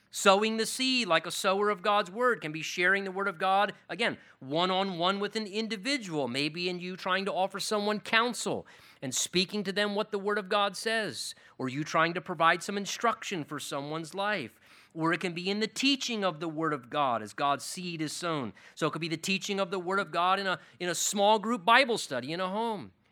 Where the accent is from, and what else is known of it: United States